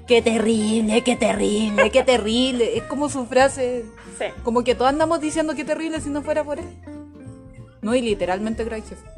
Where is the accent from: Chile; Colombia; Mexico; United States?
Chile; nosotras somos, aquí somos cuatro chilenos en total.